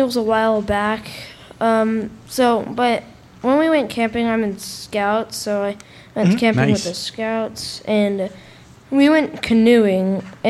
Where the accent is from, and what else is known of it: Nashville, Tennessee, United States